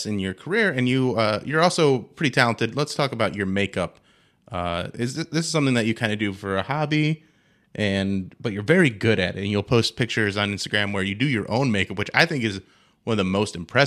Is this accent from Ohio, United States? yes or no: yes; Medina, Ohio, United States; I'm from Medina. And the thing is, like, it's not like we all know each other. It's just that we're all from this weird little suburb